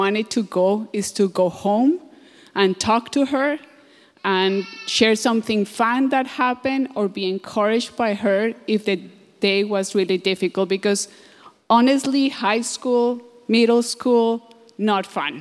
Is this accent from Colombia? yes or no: yes; Colombia; moved away; I'm from Colombia.